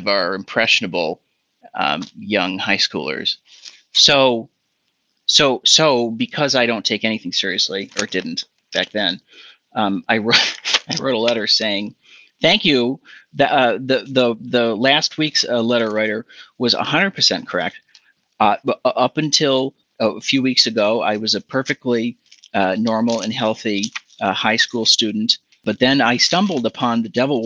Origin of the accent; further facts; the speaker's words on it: Hudson, Wisconsin, United States; also born or lived in St. Paul, Minnesota / Evanston, Illinois / Chicago, Illinois; we moved to a town called Hudson, Wisconsin